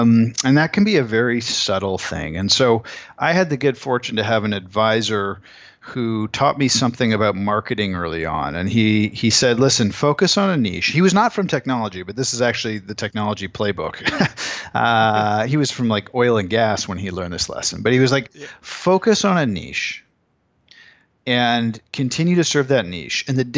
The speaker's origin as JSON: {"language": "English", "country": "Canada", "said": "As a Canadian, everyone wants to tear him down."}